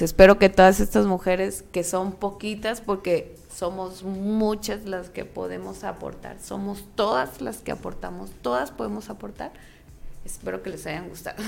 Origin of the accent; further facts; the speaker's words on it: Mexico; soy mexicana